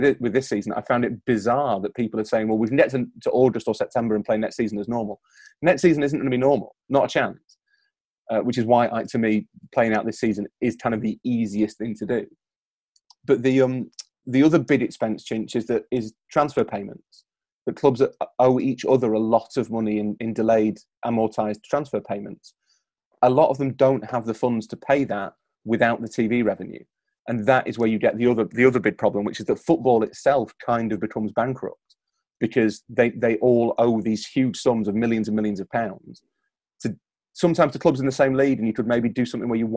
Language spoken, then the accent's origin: English; Yorkshire and the Humber, United Kingdom; I'm from Yorkshire